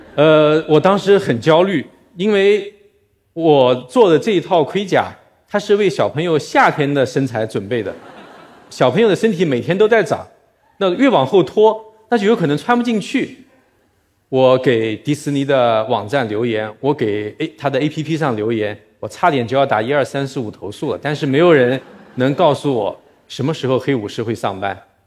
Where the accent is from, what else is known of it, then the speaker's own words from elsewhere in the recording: Nanjing, Jiangsu, China; moved away as an adult; also born or lived in Shanghai; 我是一个南京人，我在上海工作生活过十七年